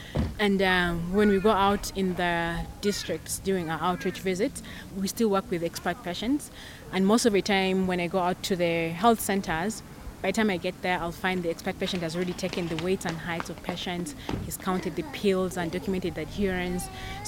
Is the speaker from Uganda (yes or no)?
yes; Uganda; now in Maseru, Lesotho